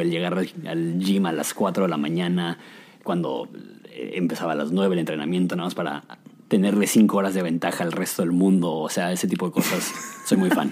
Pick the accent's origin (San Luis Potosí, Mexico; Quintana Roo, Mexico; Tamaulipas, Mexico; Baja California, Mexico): Baja California, Mexico; Ensenada; also born or lived in Mexico City / Querétaro; cuando yo tenía un año llegamos a Querétaro y cuando teníamos ocho llegamos a el bello puerto de Ensenada, alias el paraíso.